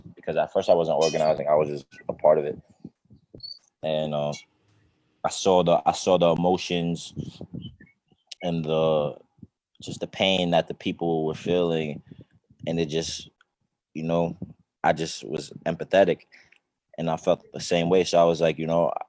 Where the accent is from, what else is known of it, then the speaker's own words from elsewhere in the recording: New York, United States; I was born and raised in New York. 19-year-old kid from Brooklyn